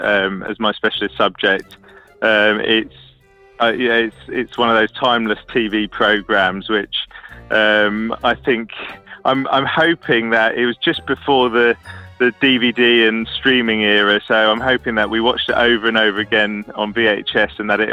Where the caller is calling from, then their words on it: Sheffield, Yorkshire and the Humber, United Kingdom; I'm calling you from Sheffield.